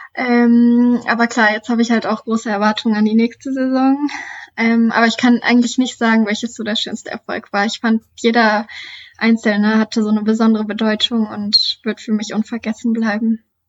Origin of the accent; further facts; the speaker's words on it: Duderstadt, Lower Saxony, Germany; moved away as an adult; now in Hannover, Germany; Ich bin 22 Jahre alt und komme aus Duderstadt, wohne und studiere aktuell noch in Hannover